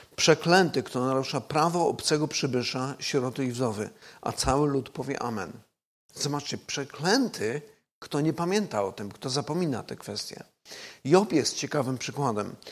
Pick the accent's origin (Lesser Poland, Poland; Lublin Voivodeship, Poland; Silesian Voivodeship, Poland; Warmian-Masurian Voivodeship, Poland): Silesian Voivodeship, Poland; ja osobiście pochodzę ze Śląska